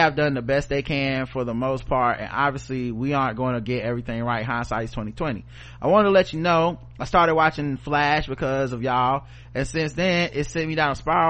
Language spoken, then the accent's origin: English; the South, United States; I'm from the South